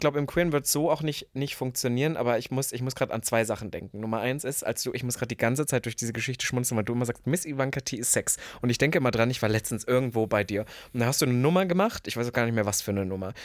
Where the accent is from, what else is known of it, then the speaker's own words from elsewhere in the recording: Leipzig, Saxony, Germany; also born or lived in Berlin; Leipzig es ist ja der Osten. Das ist meine Heimat